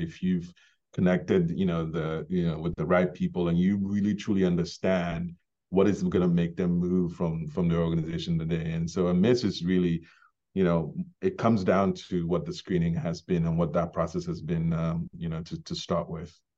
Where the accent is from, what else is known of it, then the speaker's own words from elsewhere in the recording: Ghana; also born or lived in Bronx, New York, United States; now in Maine, United States; I was born in Ghana, grew up in Ghana, um, before immigrating to the U S